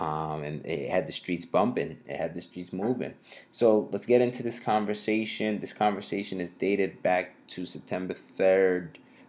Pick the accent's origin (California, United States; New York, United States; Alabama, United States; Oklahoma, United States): New York, United States; New York City; moved away as an adult; also born or lived in Syracuse; Because I'm from Harlem